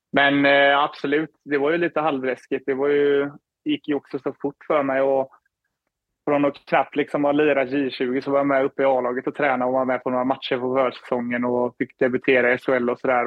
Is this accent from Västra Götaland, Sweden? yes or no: yes; Floda, Västra Götaland, Sweden; moved away as an adult; also born or lived in Gothenburg / Skellefteå / Minneapolis, United States; now in Toronto, Canada; uppväxt i Floda, spelade Lerum hela vägen upp tills jag var 14, 15 där